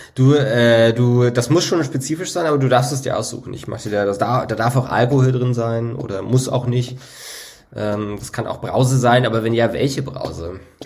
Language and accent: German; the East, eastern Germany, Germany; bei uns im Osten